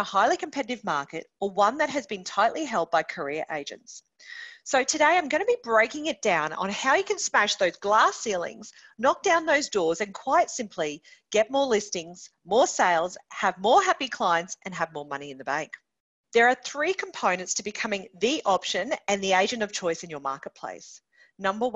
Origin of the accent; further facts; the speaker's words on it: Townsville, Queensland, Australia; My hometown of Townsville, we absolutely love the Cowboys Rugby League Club